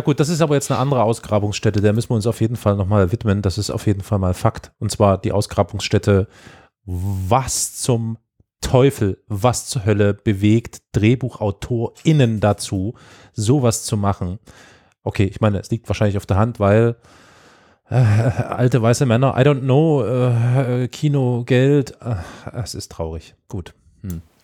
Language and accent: German; East Germany, Germany; ich bin ja Ossi